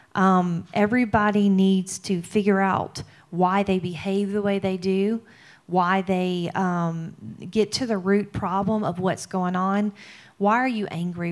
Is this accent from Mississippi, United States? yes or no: yes; Mississippi, United States; I'm from Mississippi